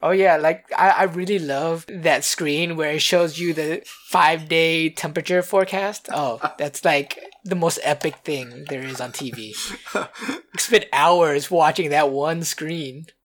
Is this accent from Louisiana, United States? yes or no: yes; Louisiana, United States; I grew up in Louisiana